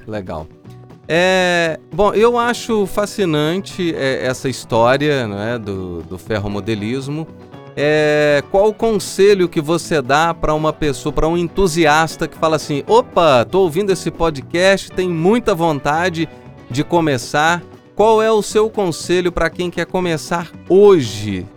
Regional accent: São João del-Rei, Minas Gerais, Brazil; Eu sou de São João del Rei uhum. e eu fui criado é, viajando de trem.

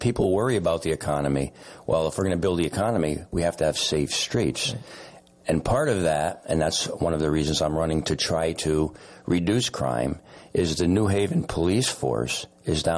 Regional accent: New Haven, Connecticut, United States; I was born and raised in New Haven, went to school at Notre Dame, Quinnipiac

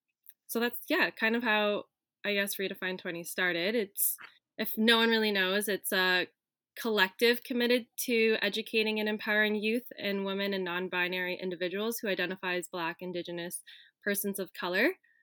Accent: Philippines; one story that I shared as a Filipina growing up in a white dominated space in elementary school

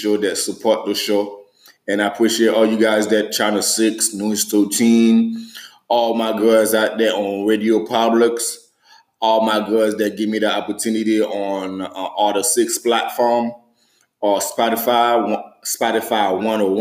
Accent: Haiti; now in United States; I am American, but I am American, Haitian American

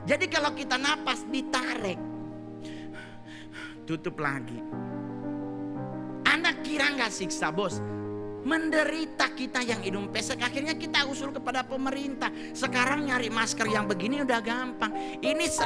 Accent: Manado, North Sulawesi, Indonesia; kadang-kadang kita orang Manado kalau makan babi kecap babi kecap dulu ditaruh di bawah baru di atas nasi

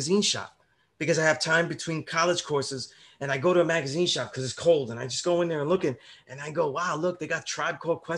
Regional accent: New York City, New York, United States; I'm from Sunset Park, Brooklyn, right? Where it was mainly a Puerto Rican neighborhood growing up

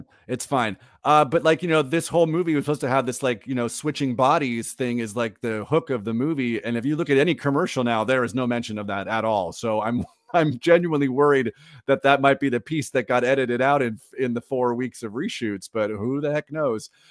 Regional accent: Orange County, California, United States; I grew up in Orange County, California

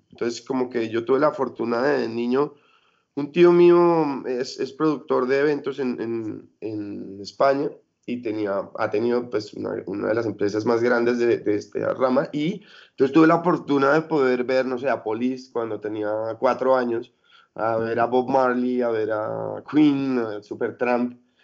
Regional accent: Colombia; moved away as an adult; also born or lived in Europe; cuando ya me fui de Colombia y empecé a trabajar como carga y descarga y como todo lo que pudiera en, eventos en Europa

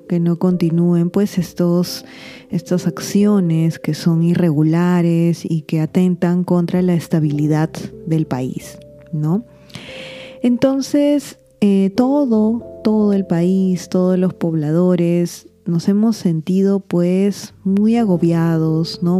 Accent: Peru; yo me encuentro en Perú

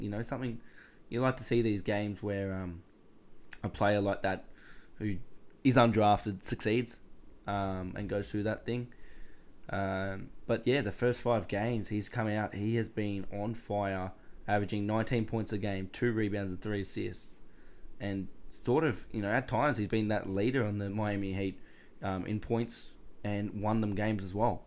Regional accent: Australia; as an Aussie

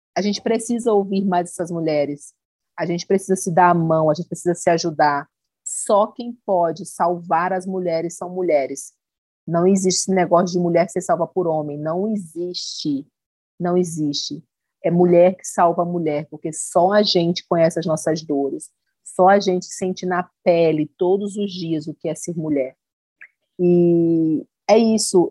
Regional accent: Northeast Region, Brazil; accent: nordestino; esse nosso sotaque lindo

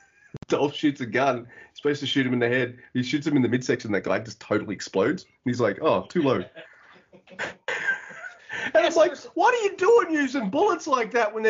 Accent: Australia; being Australian

